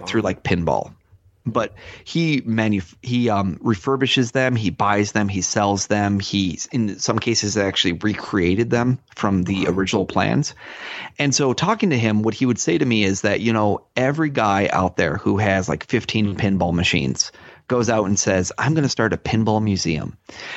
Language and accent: English; Rochester, New York, United States; that's my hometown